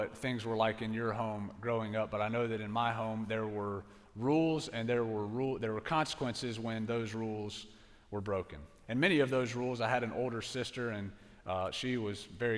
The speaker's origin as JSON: {"language": "English", "town": "Pensacola", "region": "Florida", "country": "United States"}